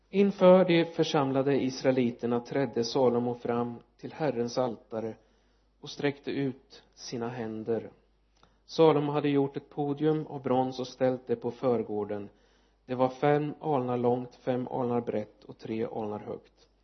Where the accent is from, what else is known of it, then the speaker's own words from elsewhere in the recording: Linköping, Östergötland, Sweden; det är min hemstad eh, eller ja kommun Linköping